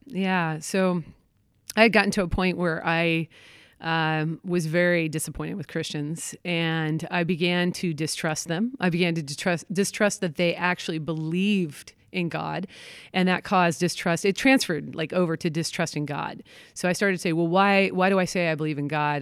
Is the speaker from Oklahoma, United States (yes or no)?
no; Portland, Oregon, United States; moved away; I'm from Portland, Oregon